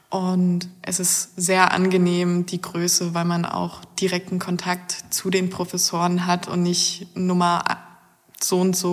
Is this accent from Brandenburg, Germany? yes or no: yes; Brandenburg, Germany; Ich komme aus einem winzigen Dorf im Nordosten Brandenburgs.